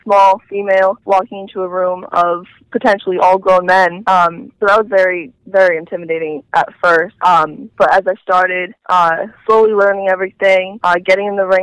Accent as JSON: {"language": "English", "town": "Warwick", "region": "Rhode Island", "country": "United States", "tie": "born or raised there", "said": "I was born here in Rhode Island, born and raised, and I grew up in Warwick, Rhode Island, which is a small little city right outside of Providence, our capital."}